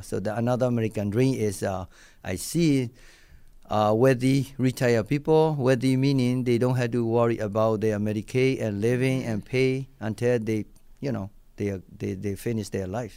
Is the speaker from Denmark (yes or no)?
no; Myanmar; English is a second language; moved away as an adult; also born or lived in Japan; now in Buffalo, United States; I'm originally came from Burma, you know, like, I'm Burmese guy